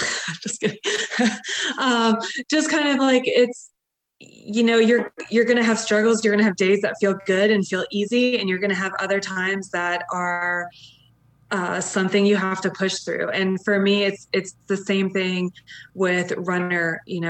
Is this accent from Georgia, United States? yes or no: yes; Atlanta, Georgia, United States; I'm from Atlanta.